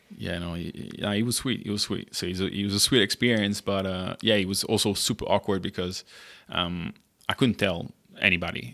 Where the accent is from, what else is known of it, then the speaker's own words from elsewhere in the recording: Monaco; moved away as an adult; also born or lived in France / Germany / United States / Shanghai, China; now in Singapore; I'm originally from France. Uh, I grew up in, uh, the south of France in Monaco